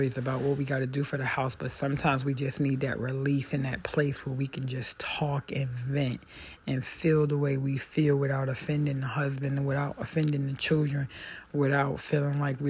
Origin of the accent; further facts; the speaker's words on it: United States; I'm African American